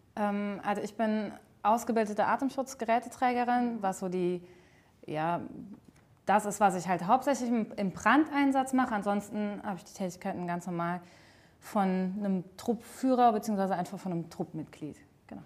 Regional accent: Altrich, Rhineland-Palatinate, Germany; moved away as an adult; now in Salmtal, Germany; Bin äh, gebürtig aus Altrich und wohne zwischenzeitlich in Seimtal

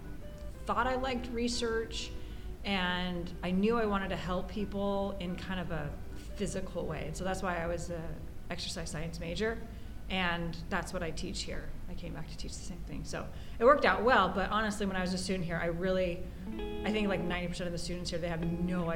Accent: Southern California, United States; moved away as an adult; also born or lived in Hong Kong; now in Hawaii, United States; I'm from Southern California

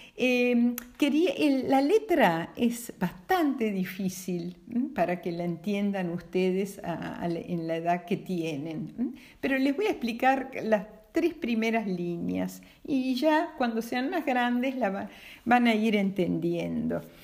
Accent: Argentina; nosotros como argentinos

